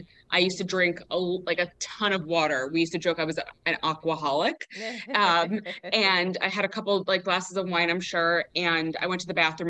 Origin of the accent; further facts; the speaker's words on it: New York, United States; I was born in New York